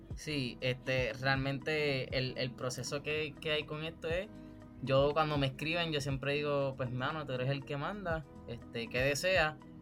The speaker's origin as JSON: {"language": "Spanish", "country": "Puerto Rico", "said": "yo soy un, artista puertorriqueño"}